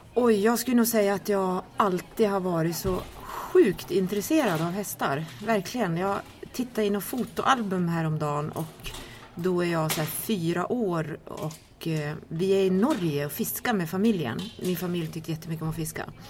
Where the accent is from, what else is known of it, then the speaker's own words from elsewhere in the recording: Kiruna, Norrbotten County, Sweden; jag är uppvuxen i Kiruna